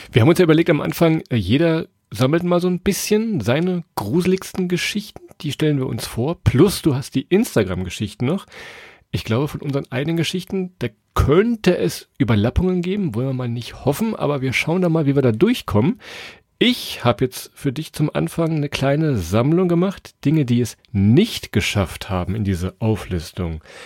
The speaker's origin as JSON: {"language": "German", "area": "Weserbergland", "region": "Lower Saxony", "country": "Germany", "said": "Wir kommen ja aus Niedersachsen, aus dem Weserbergland."}